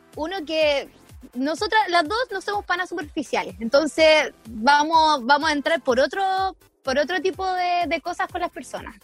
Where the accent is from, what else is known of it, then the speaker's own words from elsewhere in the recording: San Javier, Maule, Chile; moved away as an adult; also born or lived in Concepción; un chiquillo que yo conocía de mi pueblo, porque yo soy de San Javier, región del Maule